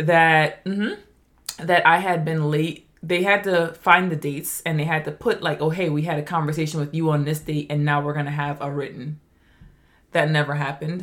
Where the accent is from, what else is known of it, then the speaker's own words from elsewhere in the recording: Trinidad & Tobago; I am from Trinidad. I grew up very humble, didn't have a lot.